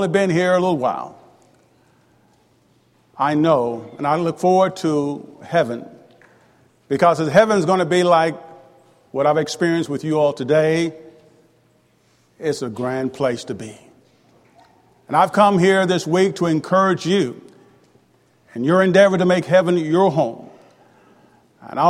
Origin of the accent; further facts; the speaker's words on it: Tupelo, Mississippi, United States; also born or lived in Houston, Mississippi; When I was 5 years old, we moved to Tupelo